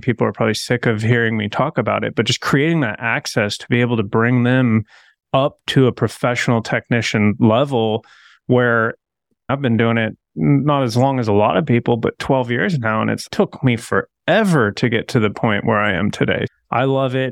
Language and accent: English; Coeur d'Alene, Idaho, United States; I'm from Coeur d'Alene, born and raised